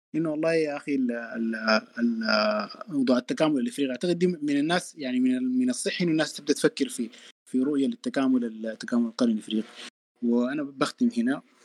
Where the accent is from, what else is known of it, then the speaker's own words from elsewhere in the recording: Sudan; نحن كدولة سودانية